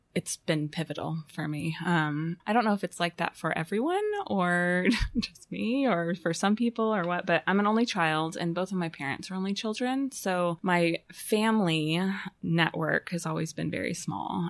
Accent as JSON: {"language": "English", "town": "Fayetteville", "region": "Arkansas", "country": "United States", "tie": "born or raised there", "also_born_or_lived": "Chicago", "moved": "as an adult", "said": "I was born in Fayetteville um, and stayed here until 1999"}